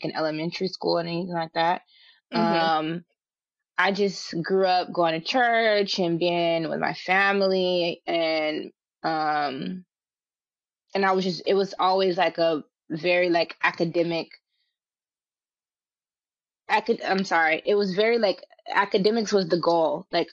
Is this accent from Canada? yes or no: no; Richmond, California, United States; moved away as an adult; also born or lived in Los Angeles; I'm from Richmond, California